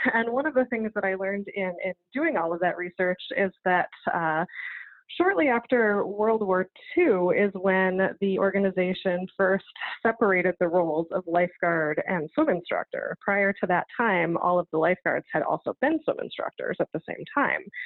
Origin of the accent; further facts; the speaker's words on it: Lake Geneva, Wisconsin, United States; I was born and raised here, uh, so it is my hometown